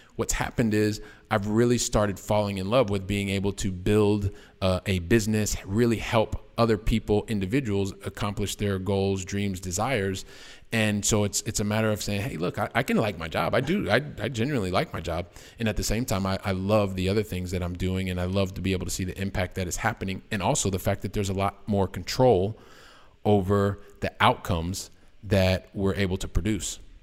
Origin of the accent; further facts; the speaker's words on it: Columbus, Ohio, United States; moved away as an adult; also born or lived in Oxford, Ohio; now in Barcelona, Spain; I am a guy from the Midwest, from uh, the wonderful state of Ohio, so from Columbus, Ohio